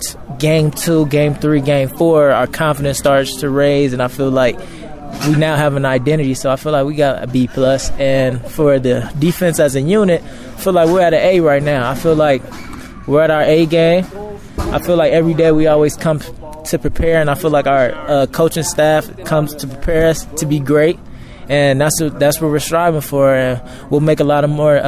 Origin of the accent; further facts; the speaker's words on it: Los Angeles, California, United States; moved away; I went home in my hometown, Los Angeles, California